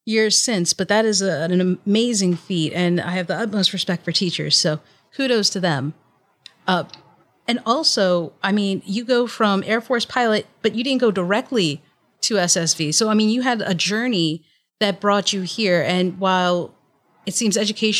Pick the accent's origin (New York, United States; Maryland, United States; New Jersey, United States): Maryland, United States; Baltimore; now in Philadelphia, United States; I'm also technically from, my hometown is Baltimore